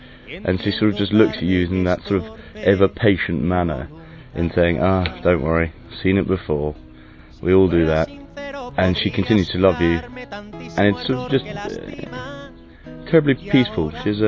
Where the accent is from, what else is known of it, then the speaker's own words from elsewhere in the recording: Scotland, United Kingdom; I'm 23 and I'm from Scotland.